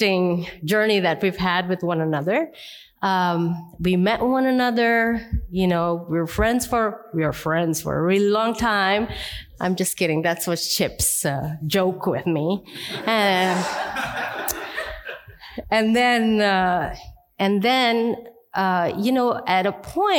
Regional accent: India; I'm Indian

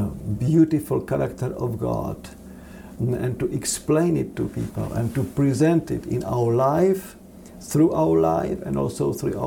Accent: Czechia; now in United States; I am European and I consider myself like a world citizen, even though I was born in the Czech Republic

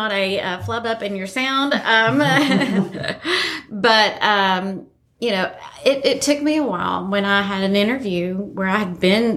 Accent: Appalachia, United States; we're Appalachian

